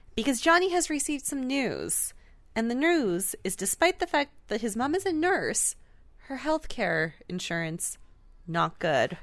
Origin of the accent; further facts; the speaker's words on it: Canada; we are Canadian